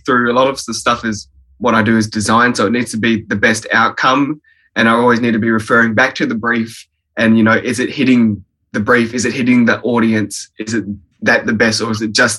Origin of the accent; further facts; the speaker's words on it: Fremantle, Western Australia, Australia; born in Woods Hospital, Fremantle, and then, yeah, grew up in the surrounding suburbs, mostly Coobla, Willoughby, White Gum Valley.